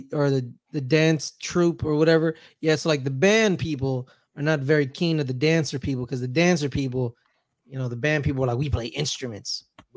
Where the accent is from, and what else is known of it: Berkeley, California, United States; born or raised there